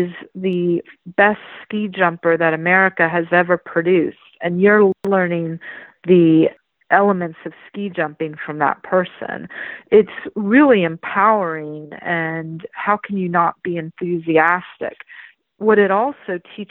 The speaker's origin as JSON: {"language": "English", "town": "Palo Alto", "region": "California", "country": "United States", "tie": "born or raised there", "also_born_or_lived": "Santa Clara", "said": "the neck of the woods where I grew up in Palo Alto"}